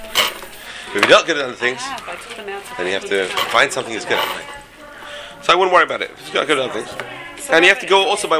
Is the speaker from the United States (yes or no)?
no; England, United Kingdom; moved away; I grew up in England